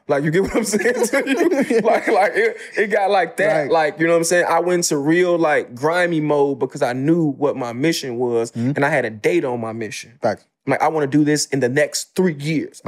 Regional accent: Chicago, Illinois, United States; I'm from the South Side of Chicago, the Ida B. Wells Projects.

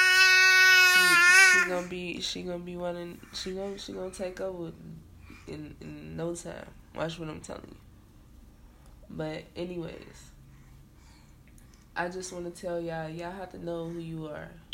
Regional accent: Chicago, Illinois, United States; the city that I'm from Chicago. So, you know, a lot of things, I don't never forget where I come from

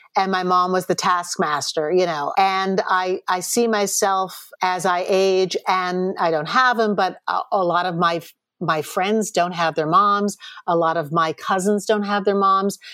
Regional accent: Chappaqua, New York, United States; moved away as an adult; also born or lived in Los Angeles, United States; Chappaqua, which is where I grew up

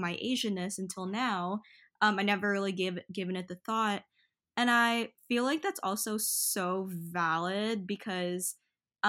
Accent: New York City, New York, United States; I grew up in Flushing, Queens, New York

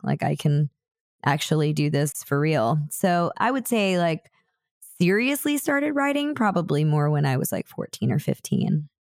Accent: Houston, Texas, United States; moved away; I was born in Houston

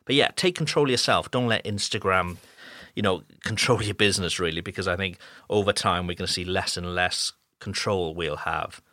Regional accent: United Kingdom; moved away as an adult; now in France; I'm a Brit who now lives in France

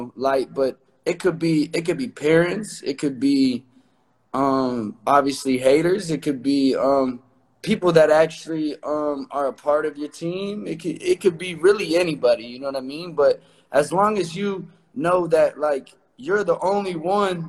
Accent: Omaha, Nebraska, United States; moved away as an adult; now in Los Angeles, United States; I'm from Omaha, Nebraska.

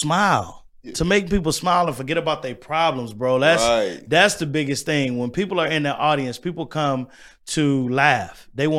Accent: Pine Bluff, Arkansas, United States; also born or lived in Little Rock; now in Milwaukee, United States; And I was born in Little Rock, Arkansas, raised in Pine Bluff. I came to Milwaukee because my dad had a job

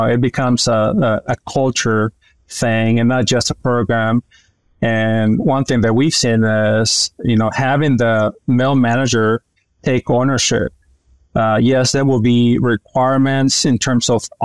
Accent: Sonora, Mexico; moved away as an adult; also born or lived in Illinois, United States; my background goes back to my home state of Sonora, Northwest Mexico, where I pursued my undergraduate degree

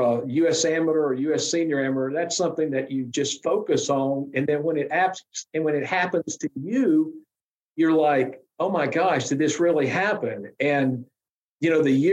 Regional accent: McDonough, Georgia, United States; I came from McDonough, which was at the time, it's not what it is, but today, which is the traffic capital of the world down here on I-75.

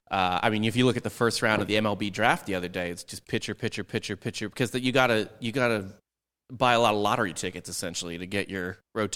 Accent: St. Louis, Missouri, United States; I'm from St. Louis

